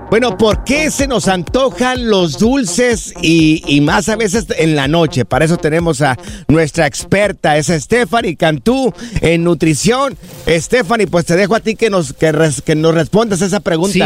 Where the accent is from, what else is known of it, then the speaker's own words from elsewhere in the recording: Miraplanes, Jalisco, Mexico; moved away; Soy de Miraplanes, en el estado de Jalisco. Es un ranchito.